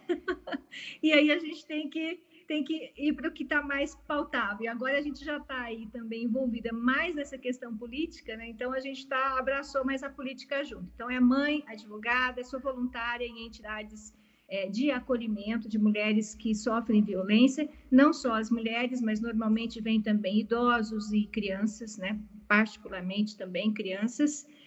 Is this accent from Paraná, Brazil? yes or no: yes; Palotina, Paraná, Brazil; moved away; also born or lived in Piracicaba; nasci na cidade de, Palotina, no Paraná, então sou paranaense